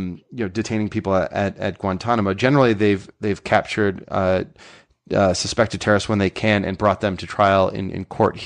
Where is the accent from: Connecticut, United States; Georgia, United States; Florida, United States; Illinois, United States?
Connecticut, United States; Danbury; I grew up near Danbury